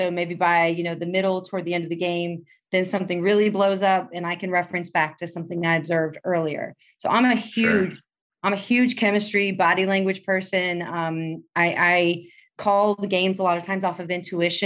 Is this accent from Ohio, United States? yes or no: yes; Cincinnati, Ohio, United States; now in Chicago, United States; I grew up in Cincinnati